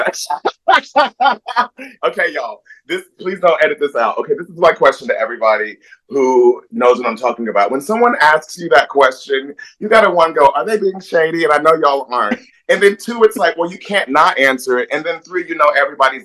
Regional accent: Topeka, Kansas, United States; moved away as an adult; also born or lived in Wiesbaden, Germany; now in New York City, United States; I'm from Kansas, by way of Germany, Wiesbaden, Germany. I'm a military brat. And we moved to Kansas when my dad was stationed in Fort Riley, Kansas

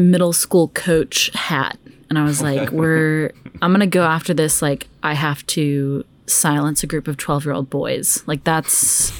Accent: Dallas, Texas, United States; Yeah. So I'm actually originally from Dallas, Texas. I've moved all over like my whole life.

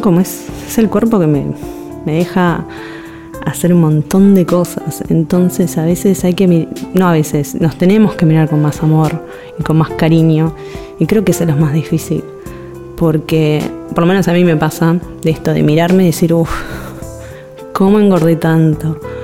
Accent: Buenos Aires, Argentina; soy ilustradora de Buenos Aires, Argentina

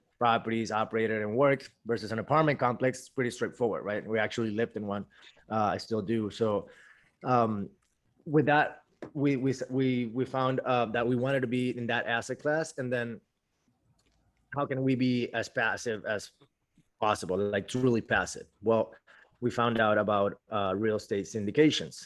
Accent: Venezuela; moved away as an adult; now in Miami, United States; I'm originally from Venezuela.

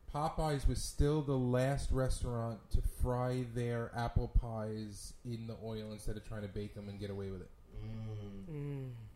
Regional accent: New York City, New York, United States; Growing up in Brooklyn

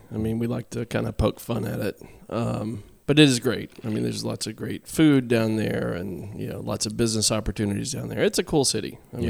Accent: Texas, United States; as a Texan

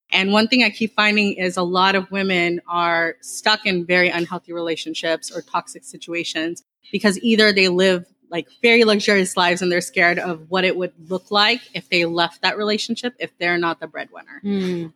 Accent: Dallas, Texas, United States; I grew up in the Dallas area

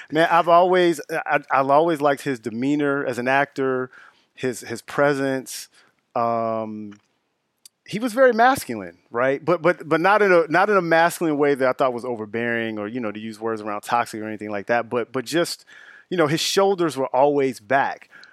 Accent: Chicago, Illinois, United States; also born or lived in Justice, Illinois; I'm originally from the Auburn-Gresham area of the south side of Chicago, off of eighty-seventh Street

